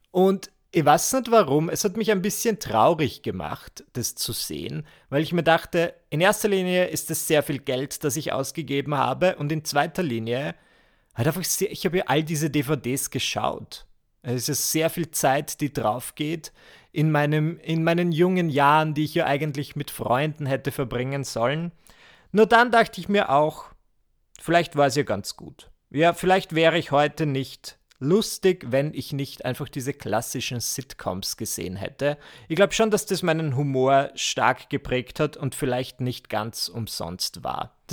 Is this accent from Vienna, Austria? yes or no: no; Burgenland, Austria; bin aber ins Burgenland gefahren, wo ich herkomme